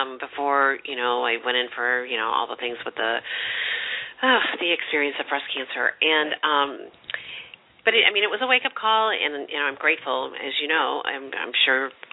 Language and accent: English; St. Louis, Missouri, United States; I was raised in the Midwest, St. Louis